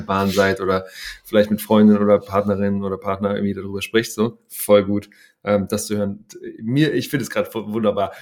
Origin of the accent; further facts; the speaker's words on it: Hamburg, Germany; ich bin ja in Hamburg aufgewachsen